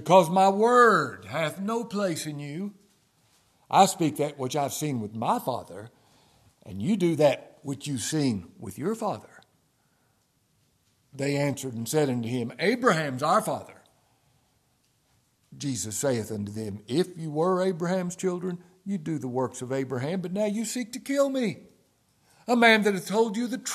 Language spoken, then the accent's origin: English; Ashland, Kentucky, United States; I'm from Ashland, Kentucky